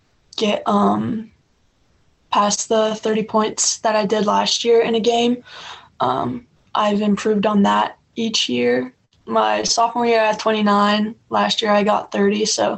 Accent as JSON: {"language": "English", "region": "Kansas", "country": "United States", "tie": "born there", "said": "I was born in Kansas, actually, so it'd be pretty cool to go back there."}